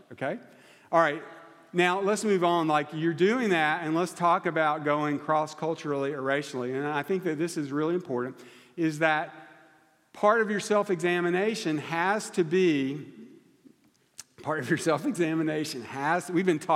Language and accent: English; United States; I'm American